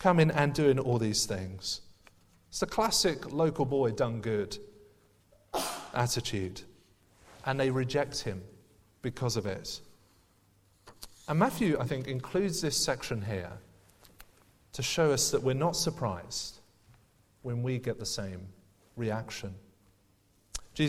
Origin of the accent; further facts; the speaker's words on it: London, United Kingdom; moved away; I went back to my hometown. I went back to my childhood house in southeast London.